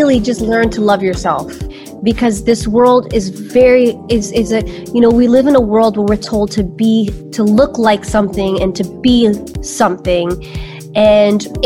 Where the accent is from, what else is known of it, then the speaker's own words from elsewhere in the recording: New York City, New York, United States; also born or lived in Albania (ancestry); So my family is from Albania. I am Albanian, and I was born in New York City. I was born in Brooklyn, New York.